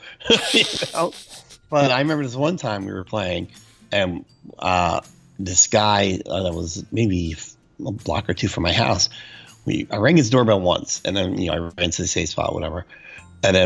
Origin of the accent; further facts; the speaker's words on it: Jersey City, New Jersey, United States; Where I grew up in Jersey City, like I said, the house is very close to each other.